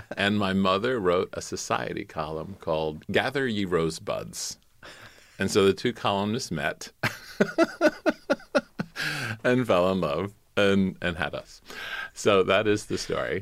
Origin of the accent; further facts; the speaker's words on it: South Carolina, United States; moved away; also born or lived in Manhattan, New York; I'm from South Carolina